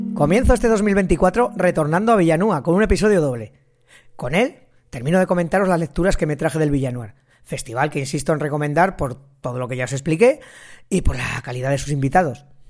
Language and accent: Spanish; Ejea de los Caballeros, Aragon, Spain; Geda los Caballeros, que es mi pueblo